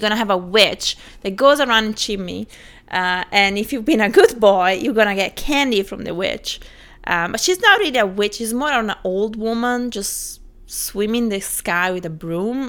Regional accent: Italy

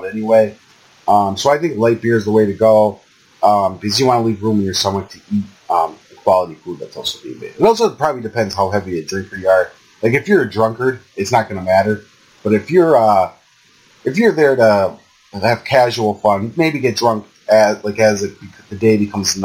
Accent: Old Forge, Pennsylvania, United States; there's a town called El Forge, my hometown

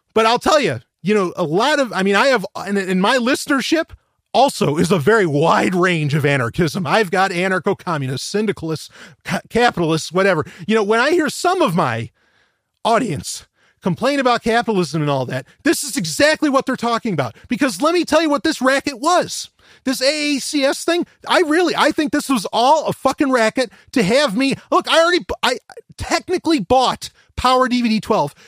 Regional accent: New York, United States; I'm from New York

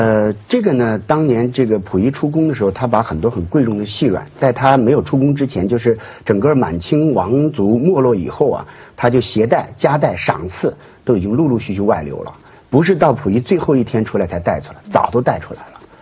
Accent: Luoyang, Henan, China; 在洛阳我们老家那个地方的鱼龙变化

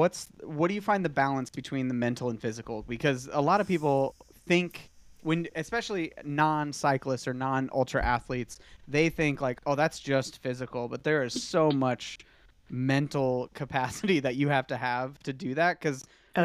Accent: Iowa, United States; So, I mean, I grew up in Iowa, and I can say that Spain's probably a better option in April than Iowa.

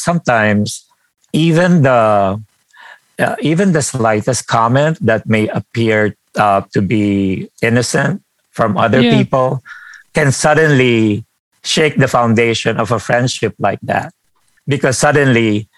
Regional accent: Philippines; moved away; I grew up in the Philippines

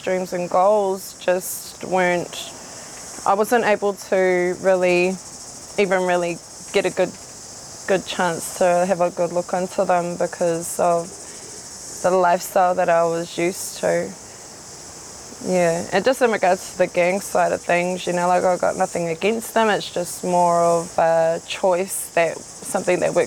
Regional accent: Rotorua, Bay of Plenty, New Zealand; also born or lived in Whakatane; I grew up in Rotokawa, Ōwhata, which is close to pretty much out by the airport in Rotorua

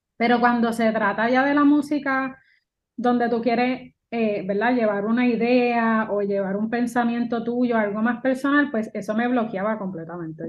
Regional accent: Puerto Rico; yo soy una boricua que mezcla lo mío con el jazz

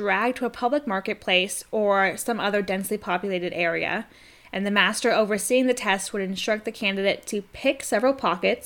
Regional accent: United States; I'm American

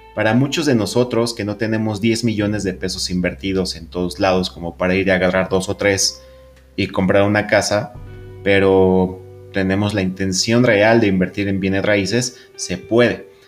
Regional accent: Mexico City, Mexico; los que somos de la Ciudad de México

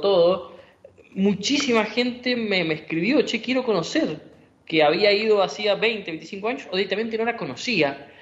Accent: Argentina; como argentino

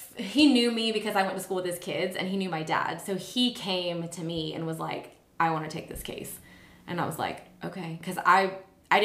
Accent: St. Louis area, Illinois side, United States; moved away as an adult; also born or lived in Florida / Sarasota; now in Nashville, United States; I'm from St. Louis area, but Illinois side, just right across the river from St. Louis.

